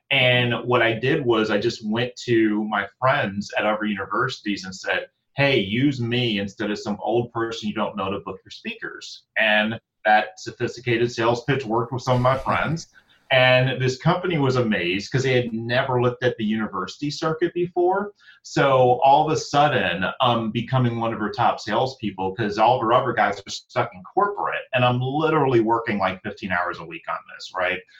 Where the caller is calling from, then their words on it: Newark, Delaware, United States; Newark, Delaware